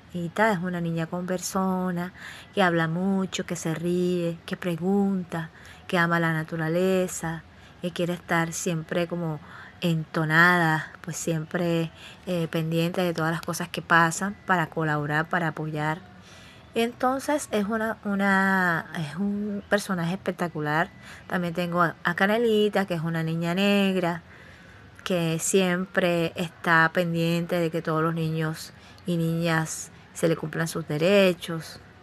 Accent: Cartagena, Bolívar, Colombia; Yo nací en Cartagena de Indias

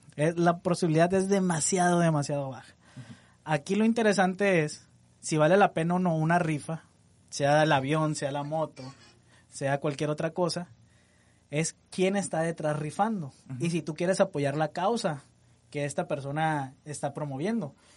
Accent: Mexico; Nosotros como mexicanos

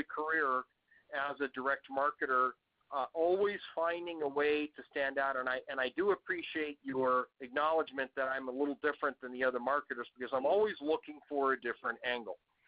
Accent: United States; accent: Yank; I come from the background in the U.S. As you can tell by my Yank accent

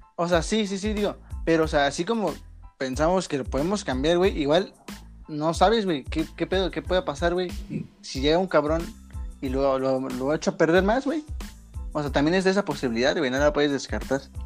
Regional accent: Mexico; somos de la parte de mexicano promedio

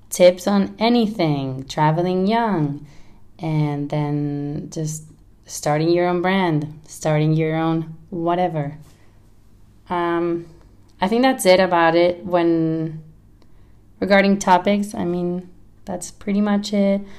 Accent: Barcelona, Catalonia, Spain; accent: mix of Spanish and California; English is a second language; now in United States; I am from Barcelona, but I've lived in the States for a long time, California, and that's where my accent comes from.

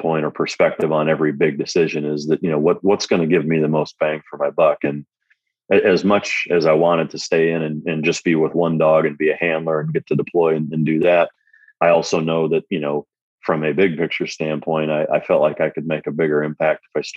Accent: Iowa, United States; growing up in Iowa around a lot of duck hunting, bird dog guys

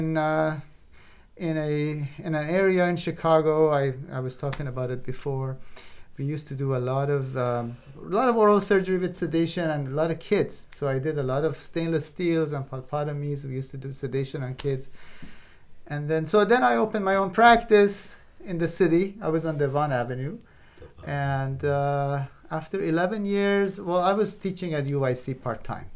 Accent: Iran; moved away as an adult; also born or lived in Belgium; I grew up in Iran

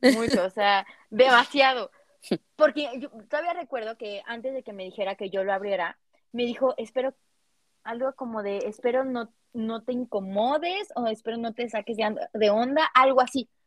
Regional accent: Cuernavaca, Morelos, Mexico; yo soy de Cuernavaca

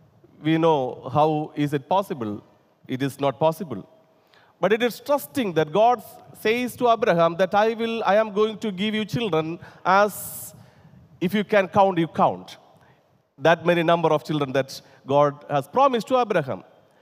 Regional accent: India; first language te; English is a second language; whenever I try to translate from my mother tongue and also my favorite language, Telugu, to English

